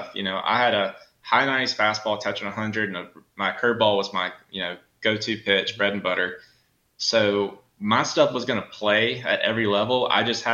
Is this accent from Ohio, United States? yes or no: no; South Carolina, United States; also born or lived in Southern Georgia; growing up in Southern Georgia and South Carolina